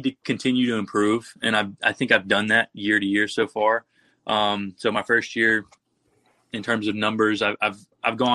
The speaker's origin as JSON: {"language": "English", "town": "Tuscaloosa", "region": "Alabama", "country": "United States", "moved": "as an adult", "lives_now": "South Bend, United States", "said": "I'm from Tuscaloosa"}